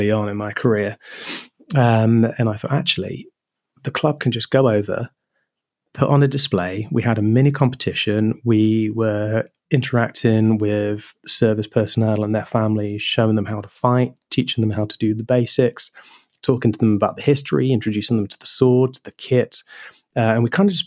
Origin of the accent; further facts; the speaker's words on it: Wiltshire, South West England, United Kingdom; growing up in Wiltshire, where you had RAF Lynham, and RAF Fairford